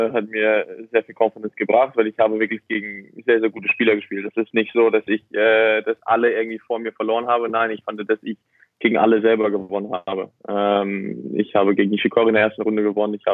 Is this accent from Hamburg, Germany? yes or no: yes; Hamburg, Germany; Ja, also ich, ich bin Hamburger. Ich, ich kenne es nicht anders.